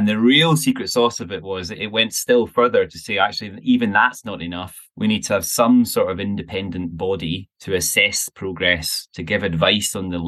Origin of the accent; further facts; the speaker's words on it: Glasgow, Scotland, United Kingdom; moved away as an adult; also born or lived in London; now in Glasgow, United Kingdom; I live in Glasgow, and that's probably where this story begins for me. So I grew up in Glasgow. And I've been around and recently returned to the city a few years ago to have a family. But that's where I grew up.